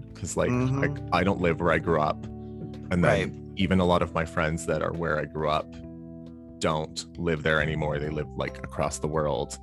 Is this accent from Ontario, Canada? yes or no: yes; Toronto, Ontario, Canada; moved away; I grew up in Toronto